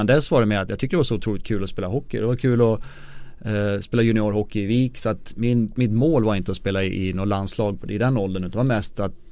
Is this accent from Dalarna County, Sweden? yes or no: yes; Avesta, Dalarna County, Sweden; moved away; also born or lived in Detroit; jag kommer från Avesta i Dalarna